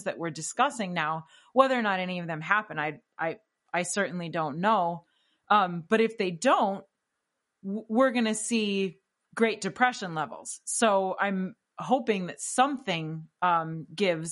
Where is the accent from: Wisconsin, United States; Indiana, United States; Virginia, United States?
Wisconsin, United States; I'm from Wisconsin after all.